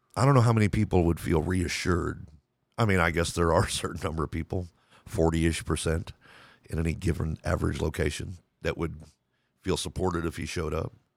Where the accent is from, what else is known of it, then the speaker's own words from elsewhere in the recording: Lubbock, Texas, United States; I grew up in Lubbock, Texas